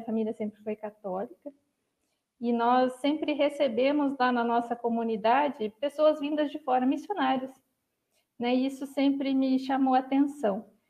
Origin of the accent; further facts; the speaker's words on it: Joaquim Távora, Paraná, Brazil; moved away as an adult; now in Mogi das Cruzes, Brazil; Eu nasci numa cidadezinha chamada Joaquim Távora, lá no norte do Paraná